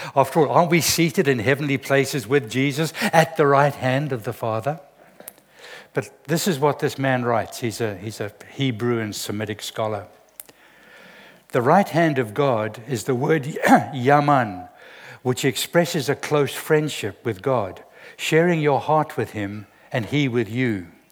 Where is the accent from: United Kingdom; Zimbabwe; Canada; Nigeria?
Zimbabwe; I'm from Zimbabwe